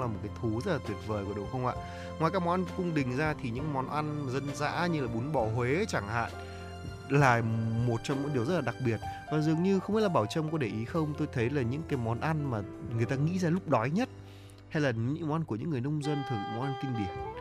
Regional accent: the North, Northern Vietnam, Vietnam; Con từ Bắc ra

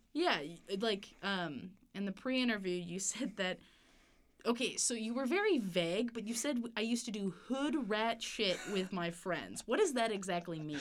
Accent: Evansville, Indiana, United States; now in Bloomington, United States; I'm from Evansville

